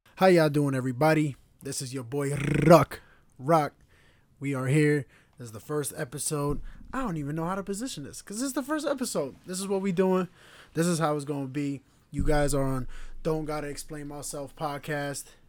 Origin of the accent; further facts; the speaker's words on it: Stamford, Connecticut, United States; also born or lived in Slovenia / Kosovo (parents) / Northern Albania (ancestry); I'm from Connecticut